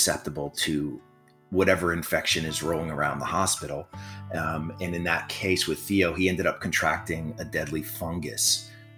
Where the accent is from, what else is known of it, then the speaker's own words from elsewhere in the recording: Florida, United States; I'm from Florida.